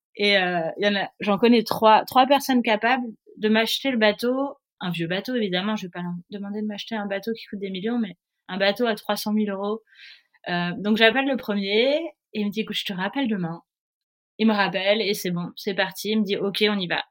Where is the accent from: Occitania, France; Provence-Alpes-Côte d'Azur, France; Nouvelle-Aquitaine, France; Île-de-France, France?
Provence-Alpes-Côte d'Azur, France; Nice; also born or lived in Paris; je suis née à Paris euh, et à l'âge de 3 ans, mes parents ont eu la bonne idée de déménager à Nice